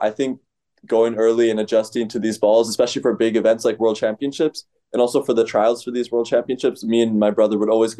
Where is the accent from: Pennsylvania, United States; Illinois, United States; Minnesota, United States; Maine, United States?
Illinois, United States; Chicago; my coaches in Chicago, Coach Ichi and to the club that I was brought up in Addison, Experior Table Tennis